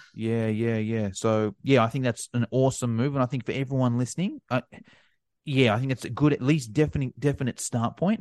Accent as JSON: {"language": "English", "country": "Australia", "said": "being Australian"}